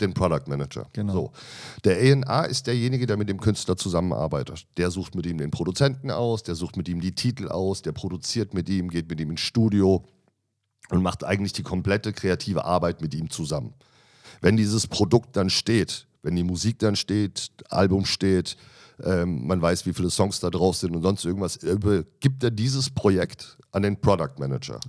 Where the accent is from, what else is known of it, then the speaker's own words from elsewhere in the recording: Michelstadt, Hesse, Germany; moved away as an adult; now in Berlin, Germany; Also ich komme aus einem kleinen Dorf, würde ich es jetzt nicht nennen. Das ist eine ja. kleine Stadt im Odenwald